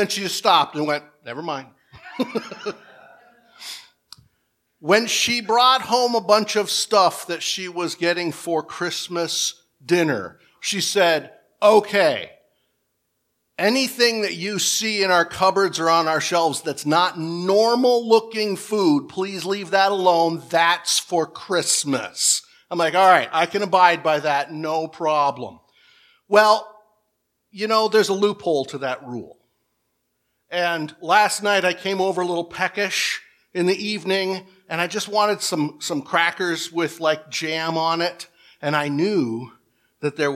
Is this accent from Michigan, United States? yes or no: yes; Michigan, United States; We're both from Michigan